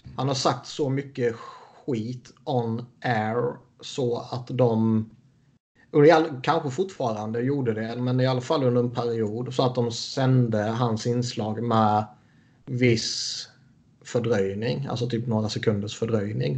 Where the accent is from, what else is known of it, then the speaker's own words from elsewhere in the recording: Sweden; som svensk